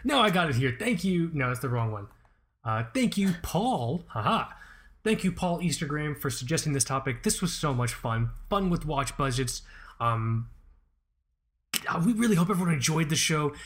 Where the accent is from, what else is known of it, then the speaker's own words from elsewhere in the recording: Fort Lauderdale, Florida, United States; my parents are from Pakistan. I'm first generation here. And growing up in Fort Lauderdale